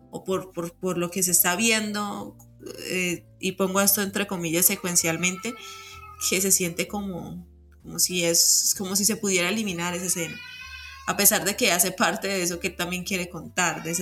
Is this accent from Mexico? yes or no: yes; Mexico; la belleza tiene origen en la herida y es esa herida que como latinos, como mexicanos eh, compartimos, ¿no?